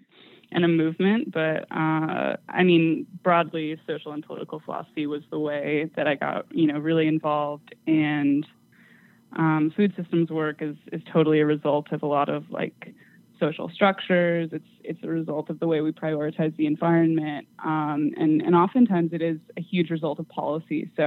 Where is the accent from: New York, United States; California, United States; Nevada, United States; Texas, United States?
California, United States; moved away; I'm originally from California